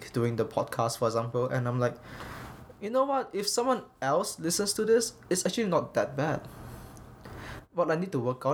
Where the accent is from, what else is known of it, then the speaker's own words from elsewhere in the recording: Malaysia; English is a second language; now in Canada; when I grew up in Malaysia, and I learned English in Malaysia